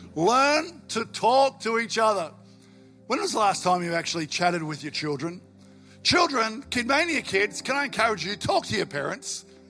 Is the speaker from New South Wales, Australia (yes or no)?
yes; Albury, New South Wales, Australia; also born or lived in western suburbs of Melbourne; now in Melbourne, Australia; I grew up in Albury, country boy